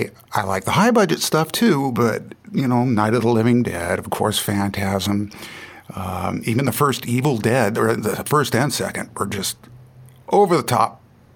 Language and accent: English; San Jose, California, United States; also born or lived in Santa Cruz, California; I was born in San Jose, and I live in Santa Cruz.